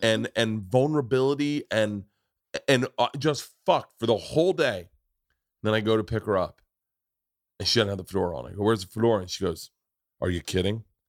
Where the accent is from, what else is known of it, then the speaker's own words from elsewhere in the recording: Florida, United States; I grew up in Florida